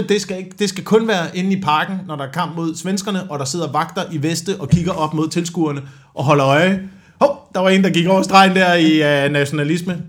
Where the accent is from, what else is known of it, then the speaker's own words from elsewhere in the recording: near Slagelse, Zealand, Denmark; jeg er bare heldig og er blevet skudt ud øh, ja, ja. i nærheden af Slagelse på Sjælland